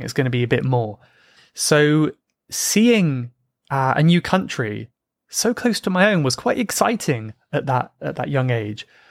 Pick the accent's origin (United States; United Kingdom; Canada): United Kingdom; South Coast of England; I grew up on the South Coast of England